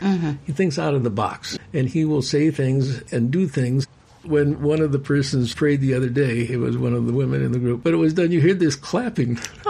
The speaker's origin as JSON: {"language": "English", "town": "Chicago", "region": "Illinois", "country": "United States", "said": "I'm from Chicago"}